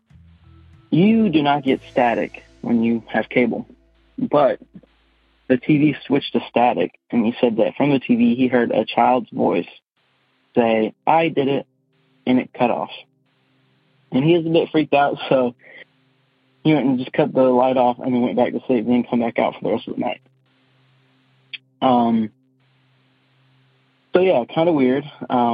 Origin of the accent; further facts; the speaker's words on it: Wendell, North Carolina, United States; I'm from Wendell, North Carolina, kind of a small town. I now own the house that my grandfather built in 1985, grew up in that house